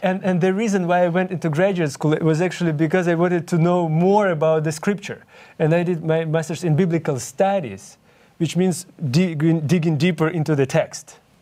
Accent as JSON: {"language": "English", "country": "Ukraine", "second_language": "English", "moved": "yes", "said": "I'm originally from Ukraine, and that's why you can hear my accent."}